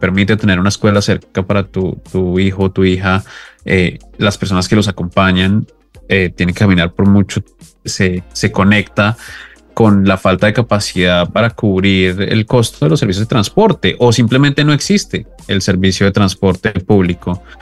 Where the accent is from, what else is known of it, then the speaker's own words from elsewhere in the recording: Colombia; primero disclaimer, yo soy colombiano, entonces estas palabras no se me dan muy bien